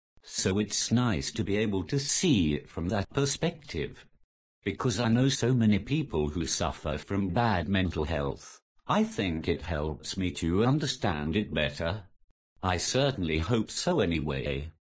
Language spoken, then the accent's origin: English; North East England, United Kingdom; I'm the Geordie without the accent.